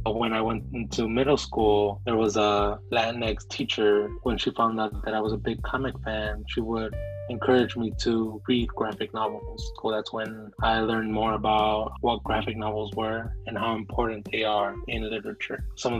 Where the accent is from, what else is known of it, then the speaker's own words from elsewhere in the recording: Chicago, Illinois, United States; also born or lived in Mexico; I grew up in La Villita.